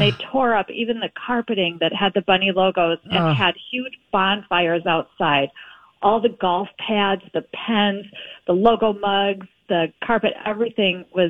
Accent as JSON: {"language": "English", "town": "Milwaukee", "region": "Wisconsin", "country": "United States", "tie": "born or raised there", "said": "I grew up in Milwaukee"}